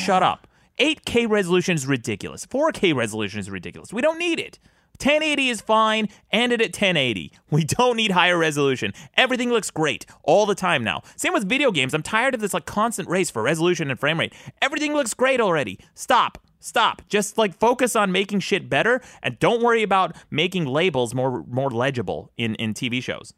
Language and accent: English; Utah, United States; I grew up in Utah